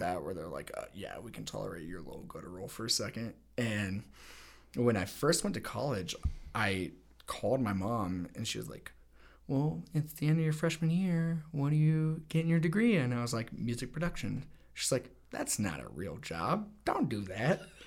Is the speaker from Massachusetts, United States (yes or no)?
no; Littleton, Colorado, United States; also born or lived in Los Angeles; I was born here in Littleton, Colorado. Um, grew up here